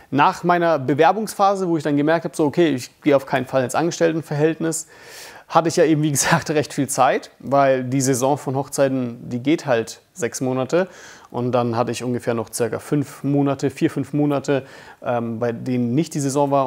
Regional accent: Bamberg, Bavaria, Germany; Ich komme aus Bamberg.

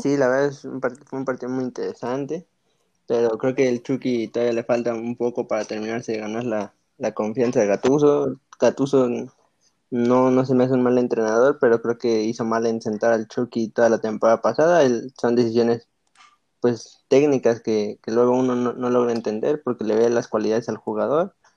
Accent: Mexico; nosotros como selección mexicana

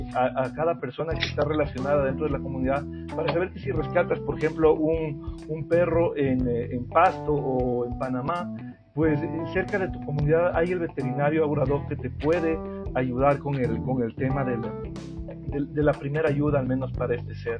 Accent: Ecuador; como ecuatoriano

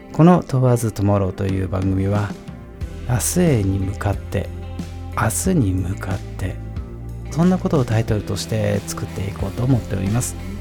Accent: Tochigi, Japan; moved away as an adult; also born or lived in Tokyo; 自分の故郷というものは忘れられないものでこの故郷に帰ってきて自分で仕事をする

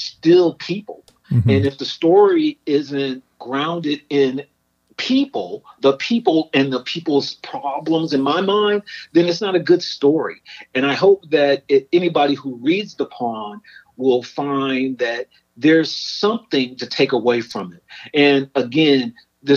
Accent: Chicago, Illinois, United States; I grew up in Chicago

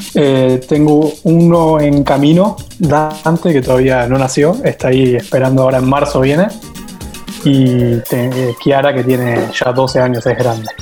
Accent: Argentina; Trabajo en Argentina, soy de Argentina

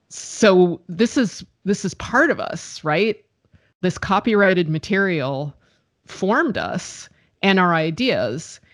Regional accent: United States; I'm American

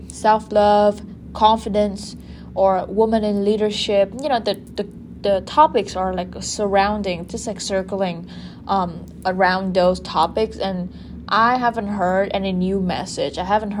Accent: Japan; women from Asian Pacific countries like Vietnam, like my home country, Japan

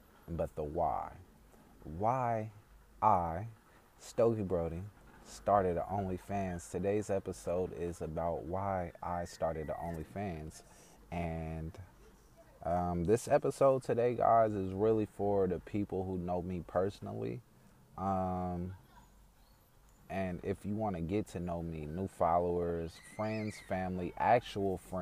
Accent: Oakland, California, United States; also born or lived in Vallejo, California; Growing up, I went to a few schools throughout Oakland, California before I moved to Vallejo in 2004, 2005.

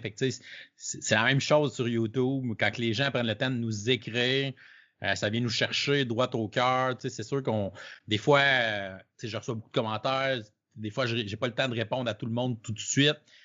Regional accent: Canada; je suis un Canadien

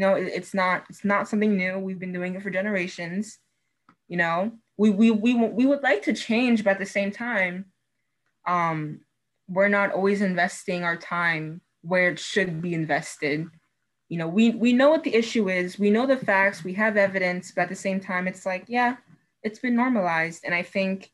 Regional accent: Fort Lauderdale, Florida, United States; I am from Fort Lauderdale, not from Naples. And the elementary school I went to was in a relatively poor neighborhood

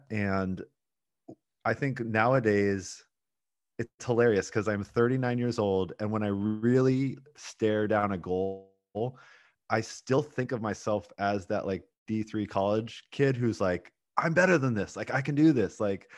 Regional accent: Portland, United States; Yeah. So I am from Portland. I live in Portland now, but my parents are both from the East Coast.

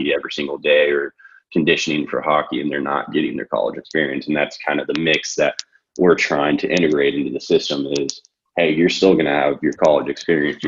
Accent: Wichita, Kansas, United States; also born or lived in Marquette, Michigan / Lawrence, Kansas; I'm from Kansas, from Wichita

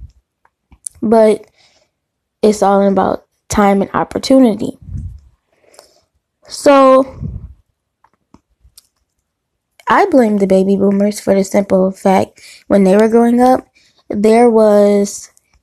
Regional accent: Detroit, Michigan, United States; growing up in Detroit and the surrounding suburbs

